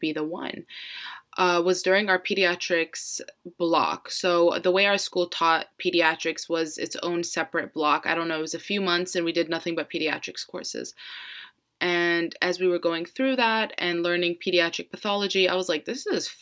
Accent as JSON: {"language": "English", "region": "Florida", "country": "United States", "tie": "born or raised there", "said": "I'm born and raised in Florida"}